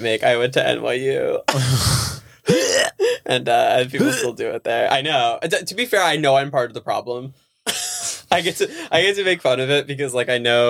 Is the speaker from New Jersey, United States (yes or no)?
yes; New Jersey, United States; also born or lived in Georgia, United States; Growing up, and like I grew up in Jersey around a lot of Jews.